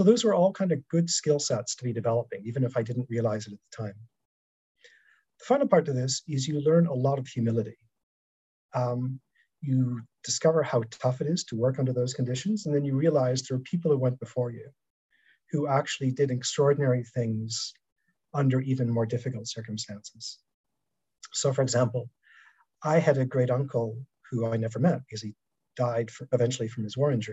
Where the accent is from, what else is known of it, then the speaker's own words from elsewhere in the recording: Toronto, Ontario, Canada; my hometown ice hockey team, the Toronto Maple Leafs